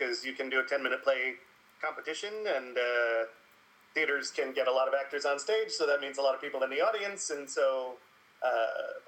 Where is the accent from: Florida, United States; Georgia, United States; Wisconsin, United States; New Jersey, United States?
Florida, United States; South; moved away as an adult; now in New York, United States; I grew up in South Florida